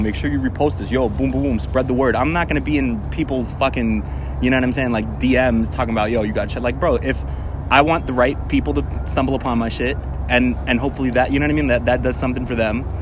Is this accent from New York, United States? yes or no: yes; New York City, New York, United States; I'm from here. I'm from Queens. You know what I mean? Like, I don't live too far off